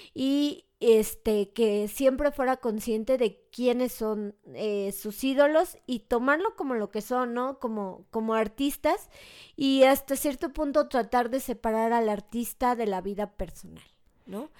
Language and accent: Spanish; Mexico; soy mexicano